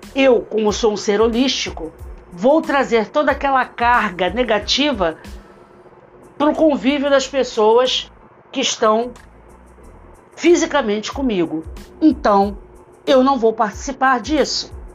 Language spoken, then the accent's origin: Portuguese; Brazil; nós, enquanto brasileiros